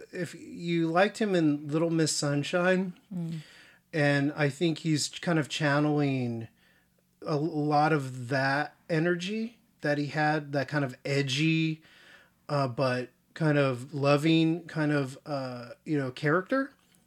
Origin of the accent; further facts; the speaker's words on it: California, United States; You know, I was raised near Los Angeles. I mean, you know, well, not in it, but around it.